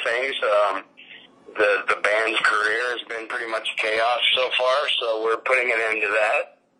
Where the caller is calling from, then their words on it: Gilbert, Arizona, United States; Yep, Gilbert, Arizona.